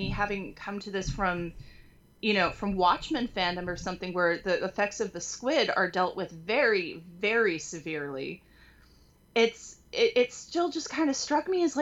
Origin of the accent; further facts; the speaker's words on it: California, United States; moved away; I moved out here, you know, I'm from California. We have earthquakes. I grew up experiencing several minor earthquakes